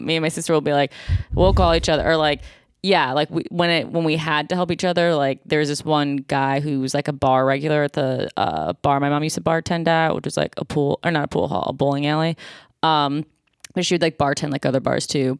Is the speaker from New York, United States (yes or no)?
yes; Buffalo, New York, United States; now in Los Angeles, United States; I'm from Buffalo, New York